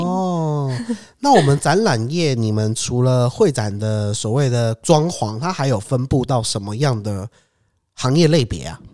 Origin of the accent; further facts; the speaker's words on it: Taiwan; 身为台湾人